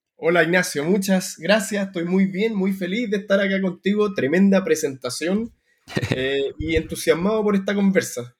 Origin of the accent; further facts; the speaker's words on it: Santiago, Santiago Metropolitan Region, Chile; moved away as an adult; now in London, United Kingdom; Yo soy eh, el hermano más chico de una familia de Santiago